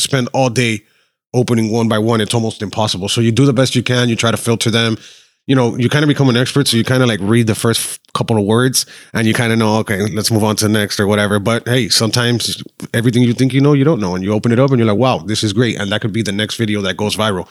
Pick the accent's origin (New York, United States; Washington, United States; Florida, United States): Florida, United States; Miami; also born or lived in Argentina; Born and raised in Miami, Mercy Hospital